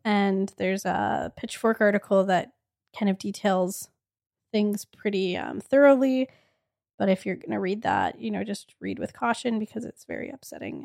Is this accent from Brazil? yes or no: no; Edmonton, Alberta, Canada; we are from Edmonton.